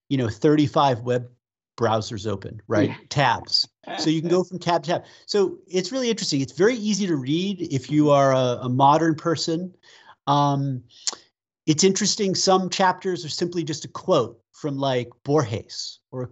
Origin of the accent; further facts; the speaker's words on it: United States; also born or lived in Western United States; an American living in the West